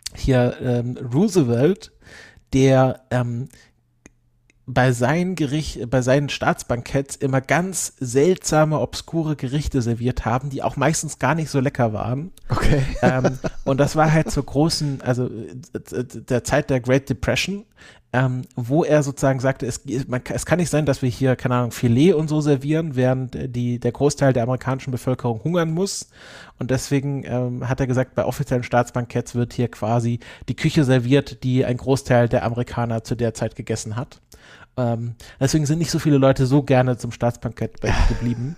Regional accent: Southern Germany, Germany; Süd Süddeutschland, wo ich herkomme

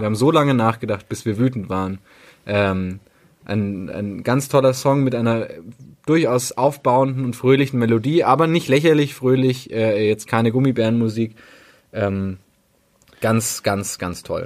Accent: Berlin, Germany; also born or lived in Bavaria; als Berliner

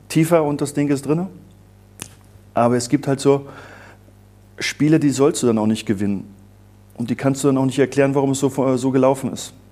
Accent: East Germany, Germany; Also ich bin da mit zwölf hin und habe da vier Jahre verlebt im Internat sehr eingekastelt, weil ich komme aus dem Osten

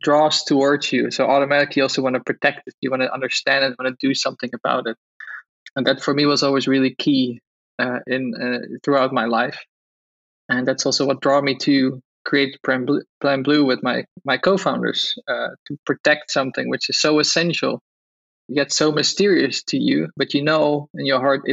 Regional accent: Netherlands; English is a second language; So I grew up in Holland. You've probably heard it from my accent

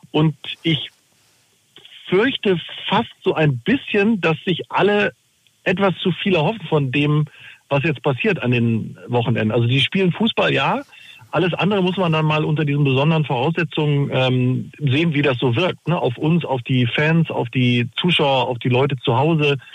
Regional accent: Bielefeld, North Rhine-Westphalia, Germany; Ich bin in Bielefeld und äh, das ist meine Heimatstadt

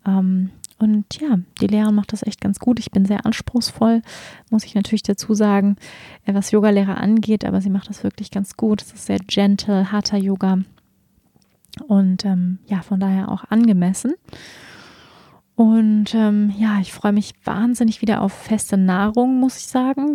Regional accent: Germany; wir als Deutsche

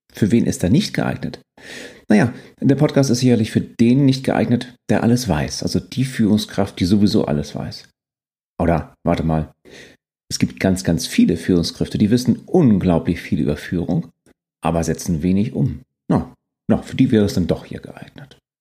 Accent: Northern Germany, Germany; also born or lived in Quickborn, Schleswig-Holstein; bin Norddeutscher durch und durch

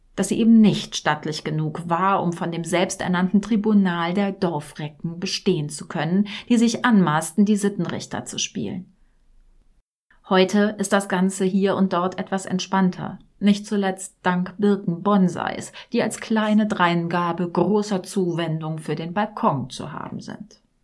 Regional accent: Rhineland, Germany; da, wo ich herkomme, aus dem tiefsten Rheinland

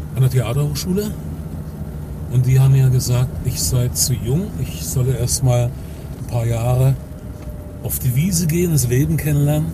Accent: Dresden, Saxony, Germany; geboren ja. bin ich nicht in Dresden, aber ich bin in Dresden schon irgendwie groß geworden

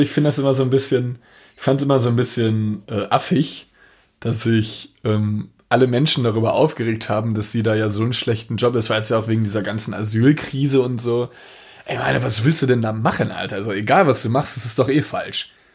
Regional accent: Dortmund, North Rhine-Westphalia, Germany; Ich als Dortmunder

